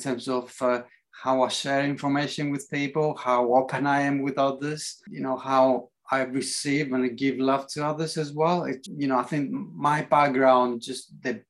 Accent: Athens, Attica, Greece; English is a second language; moved away as an adult; also born or lived in Manchester, England; now in England; I grew up in Greece, in Athens, as a kid. And then when I was about 21, I decided to come to England.

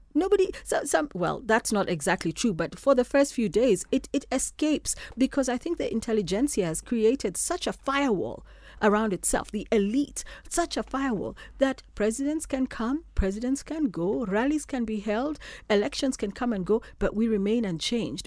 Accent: Kenya; I'm a Kenyan.

